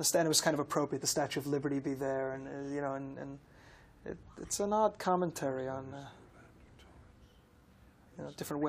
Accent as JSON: {"language": "English", "region": "New Jersey", "country": "United States", "also_born_or_lived": "New York", "moved": "yes", "said": "I'm from New Jersey, and I've lived several years in New York"}